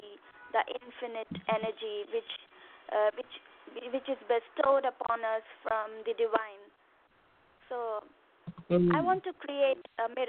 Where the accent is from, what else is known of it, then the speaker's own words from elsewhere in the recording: Hyderabad, Telangana, India; I'm from India, Hyderabad